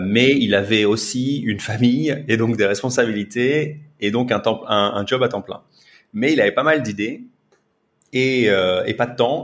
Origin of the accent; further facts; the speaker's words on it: France; moved away as an adult; now in Singapore; je suis français